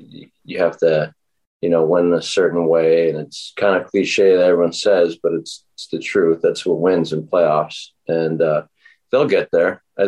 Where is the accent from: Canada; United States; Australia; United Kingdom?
Canada; Edmonton, Alberta; born or raised there